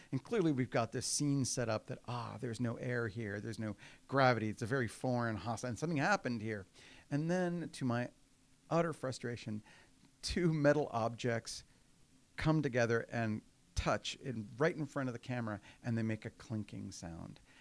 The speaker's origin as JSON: {"language": "English", "town": "Houston", "region": "Texas", "country": "United States", "tie": "born or raised there", "moved": "yes", "said": "I was raised in Houston. Um, I wasn't born there, and that matters in Texas, uh, but I got there as soon as I could"}